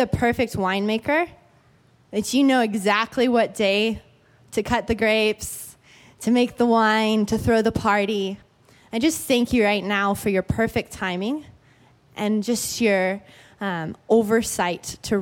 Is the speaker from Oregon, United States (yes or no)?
yes; Oregon, United States; now in California, United States; Where I grew up in Oregon